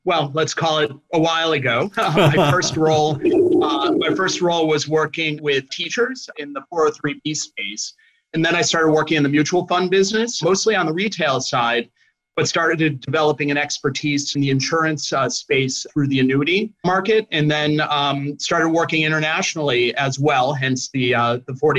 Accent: Chicago, Illinois, United States; now in New Jersey, United States; hometown, born and raised in Chicago, Illinois, and live in New Jersey at the moment

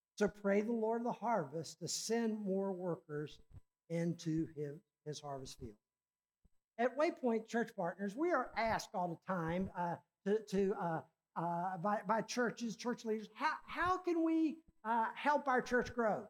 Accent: Richmond, Virginia, United States; my hometown, Richmond, Virginia

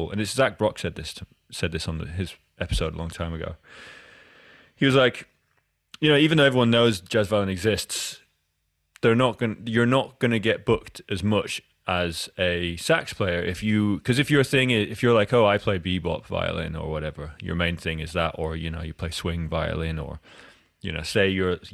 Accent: Edinburgh, Scotland, United Kingdom; I grew up in Edinburgh

